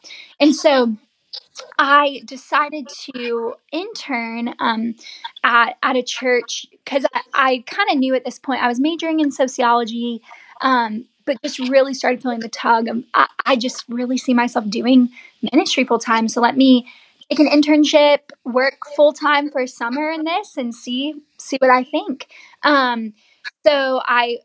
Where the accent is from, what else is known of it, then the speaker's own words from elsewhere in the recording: Savannah, Georgia, United States; I'm from Savannah.